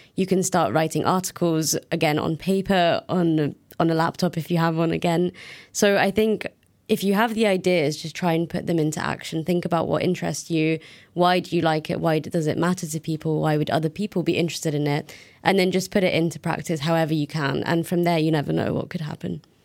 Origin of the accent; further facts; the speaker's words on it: United Kingdom; also born or lived in Brussels; now in Nantes, France; my home country has left the EU